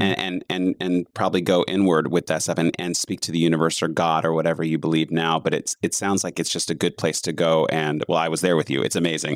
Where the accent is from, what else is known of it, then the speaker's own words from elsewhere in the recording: the South, United States; being Southern in general